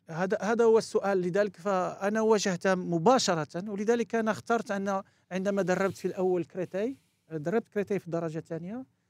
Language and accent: Arabic; France; moved away; also born or lived in Morocco; لعبت فرنسا و... وكبرت معاهم ودرست عندهم هناك